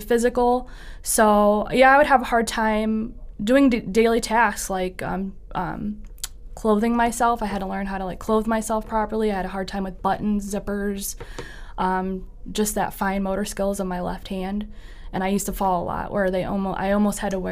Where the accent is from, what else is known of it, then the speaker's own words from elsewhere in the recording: Toledo, Ohio, United States; I was born in Toledo, Ohio, and I was born at Mercy Hospital. I grew up in the Old West End